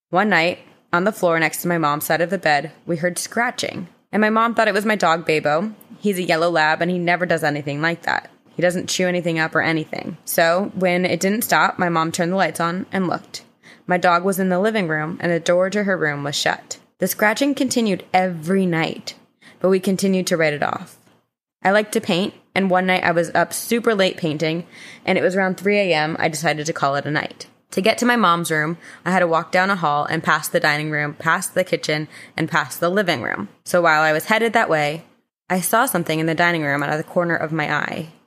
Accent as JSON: {"language": "English", "town": "St. Augustine", "region": "Florida", "country": "United States", "said": "I'm 21 and I'm from St. Augustine, Florida, where uh, infamously Corinne's pirate boyfriend Andrew is from."}